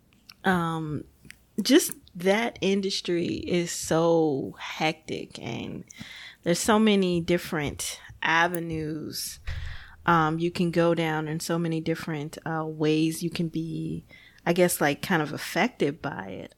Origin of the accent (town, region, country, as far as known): Gary, Indiana, United States; born or raised there